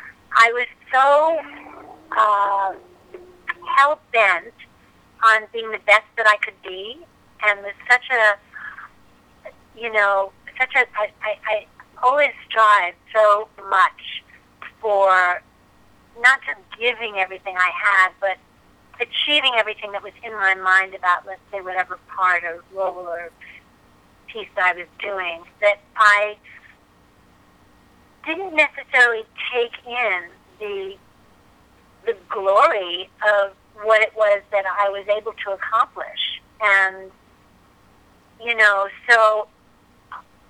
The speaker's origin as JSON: {"language": "English", "town": "New York City", "region": "New York", "country": "United States", "tie": "born or raised there", "said": "I am a New York girl. I was born in Manhattan, grew up there"}